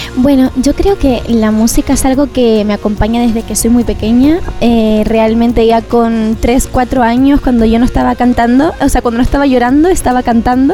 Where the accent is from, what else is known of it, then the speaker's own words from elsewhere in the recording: Canary Islands, Spain; also born or lived in Galicia; now in Madrid, Spain; soy canaria, pero bueno, adoptada gallega